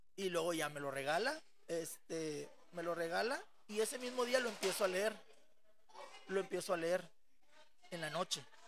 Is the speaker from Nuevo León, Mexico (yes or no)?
yes; Monterrey, Nuevo León, Mexico; moved away as an adult; desde los 6 hasta los 24 que salí de Monterrey